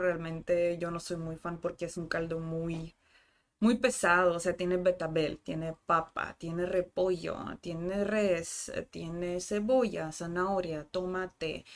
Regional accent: Rostov-on-Don, Rostov Oblast, Russia; Spanish is a second language; moved away as an adult; also born or lived in Cancún, Mexico / Spain; now in Tijuana, Mexico; Yo soy de la capital del sur, pero sur administrativo. Mi ciudad nativa se llama Rostov del Don.

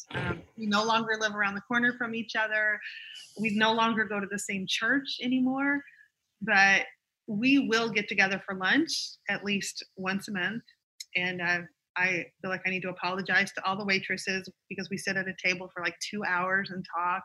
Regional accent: the South, United States; I'm a Southerner

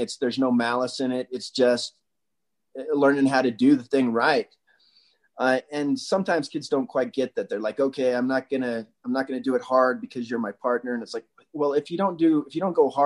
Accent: Wasatch, Utah, United States; we had a community we grew up in Wasatch

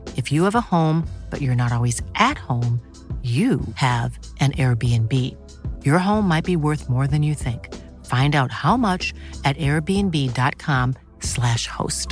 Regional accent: Ireland; us Irish fans over here

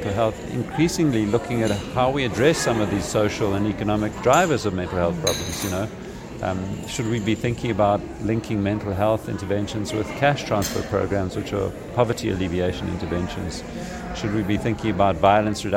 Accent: South Africa; I'm from South Africa, I live in Cape Town

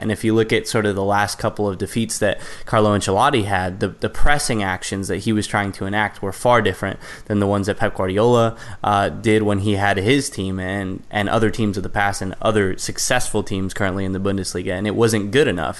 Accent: United States; as the American

